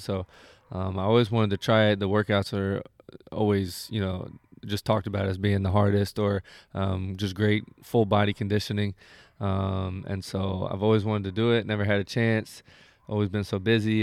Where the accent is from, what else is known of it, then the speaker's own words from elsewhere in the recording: Indianapolis, Indiana, United States; moved away as an adult; now in Sacramento, United States; growing up in Indiana is like um, it's not as much like people think it's just like cornfields and shit, but yeah. like where I'm from, I'm from Indianapolis